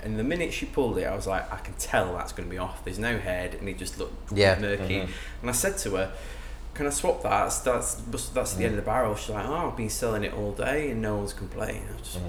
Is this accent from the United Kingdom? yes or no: yes; Sheffield, Yorkshire and the Humber, United Kingdom; I come from Sheffield